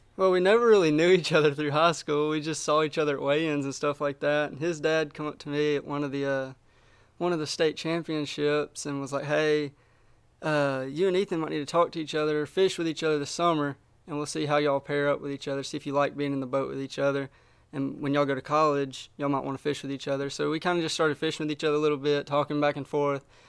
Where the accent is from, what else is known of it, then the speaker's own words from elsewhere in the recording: Smith Lake, Alabama, United States; I live just north of Birmingham. I grew up on Smith Lake